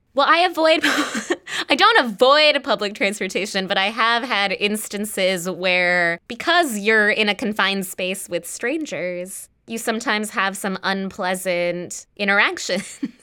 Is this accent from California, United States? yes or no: yes; Los Angeles, California, United States; I'm from Los Angeles